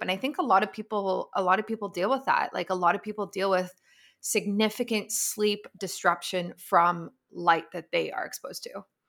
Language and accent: English; Canada; as a Canadian